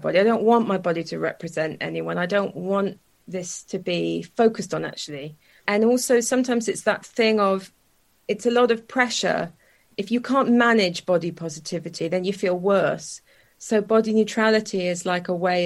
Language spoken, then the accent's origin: English; South Wales, United Kingdom; I grew up in South Wales.